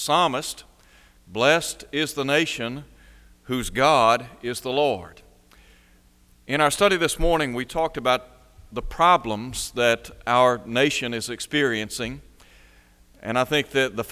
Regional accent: United States; We are American citizens

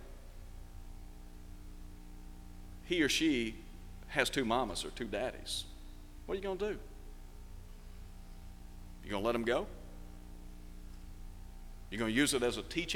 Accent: United States; as American citizens

